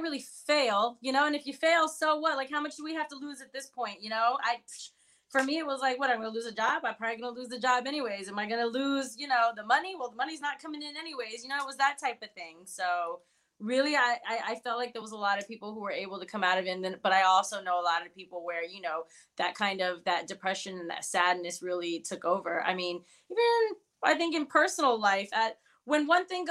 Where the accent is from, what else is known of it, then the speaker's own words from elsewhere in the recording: the South, North Carolina, United States; English is a second language; also born or lived in Hatillo, Puerto Rico; I grew up in the South